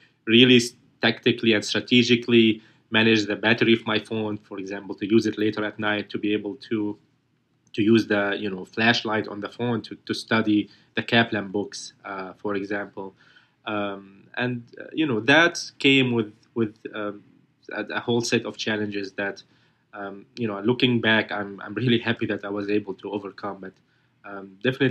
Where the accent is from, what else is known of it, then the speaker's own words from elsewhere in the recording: Aleppo, Aleppo Governorate, Syria; English is a second language; moved away as an adult; now in United States; my home country in Syria, especially my city Aleppo